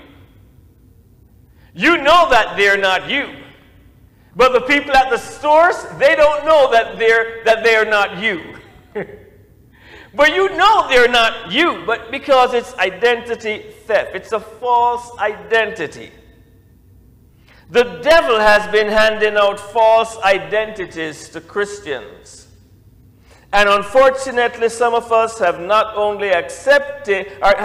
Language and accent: English; Jamaica; now in United States; I used my Jamaican passport, and I got treated, as a citizen returning.